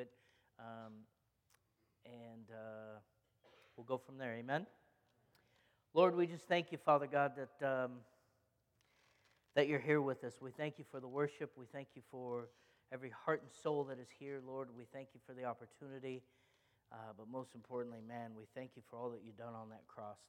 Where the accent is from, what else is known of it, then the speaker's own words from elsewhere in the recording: Egypt; I'm Egyptian, and so we grew up Greek Orthodox